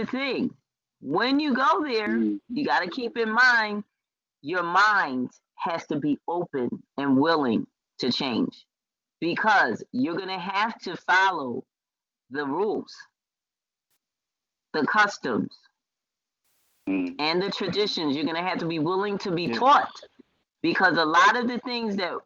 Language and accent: English; United States; I was born here in America